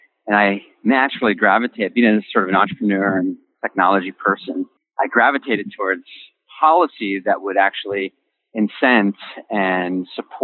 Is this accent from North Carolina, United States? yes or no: no; Kingston, New York, United States; I grew up in a small town in upstate New York, Kingston